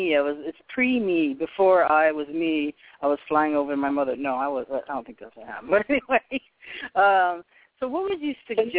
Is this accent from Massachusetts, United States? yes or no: yes; Boston, Massachusetts, United States; born there; also born or lived in Poughkeepsie, New York; and I was born in Boston. I actually lived upstate New York in Poughkeepsie, where my mother was born